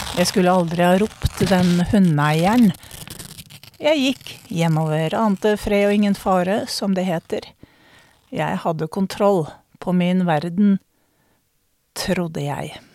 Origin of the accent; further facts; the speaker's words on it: Norway; jeg som nordmann